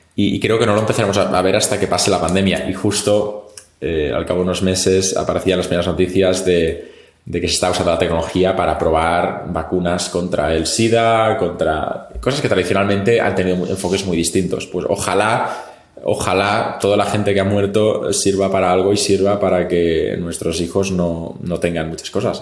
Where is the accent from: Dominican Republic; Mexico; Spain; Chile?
Spain; Catalonia; yo soy catalán